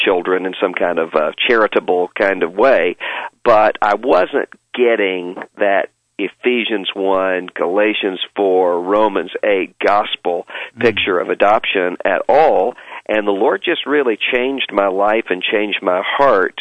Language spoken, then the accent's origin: English; Biloxi, Mississippi, United States; moved away as an adult; now in Louisville, United States; I grew up in Biloxi, Mississippi, right outside of New Orleans.